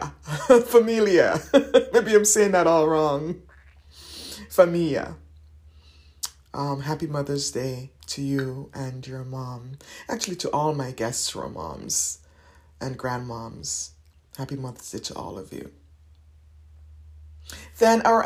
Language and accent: English; St. Vincent & Grenadines; our own experience of growing up in St. Vincent and the Grenadines